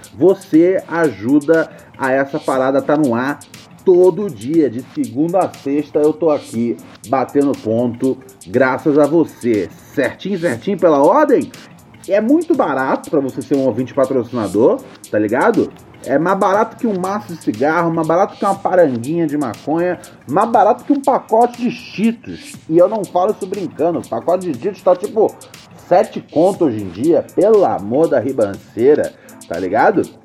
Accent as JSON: {"language": "Portuguese", "region": "Rio de Janeiro", "country": "Brazil", "tie": "born or raised there", "said": "Venho do Morro do Adeus, complexo do alemão"}